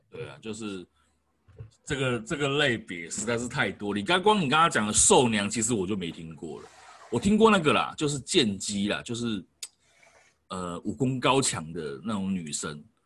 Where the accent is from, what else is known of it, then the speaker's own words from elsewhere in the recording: Taoyuan, Taiwan; 因为我是桃园人嘛